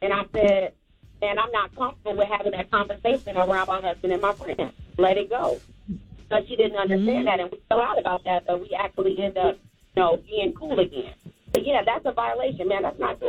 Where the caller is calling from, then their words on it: Chicago, Illinois, United States; I'm calling from Chicago, so I have this question for you all.